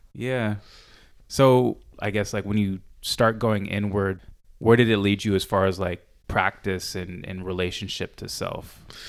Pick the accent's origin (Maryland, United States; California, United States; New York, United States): California, United States; San Diego; growing up in San Diego